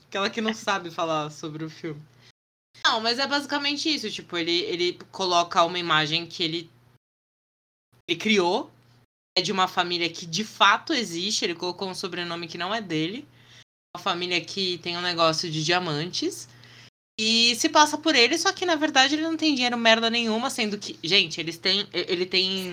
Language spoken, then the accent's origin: Portuguese; Brazil; a gente é brasileiro